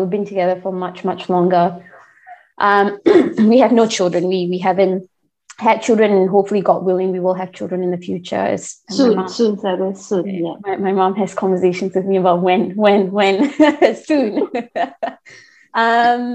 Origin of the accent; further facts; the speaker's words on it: Singapore; moved away as an adult; also born or lived in Tasmania, Australia; now in Victoria, Australia; Born and raised in Singapore, obviously, but I'm currently located in Australia, Victoria